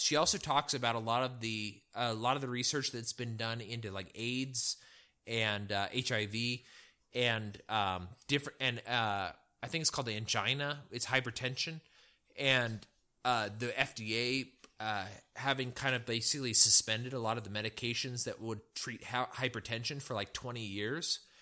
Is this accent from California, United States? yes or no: yes; California, United States; moved away; I'm from California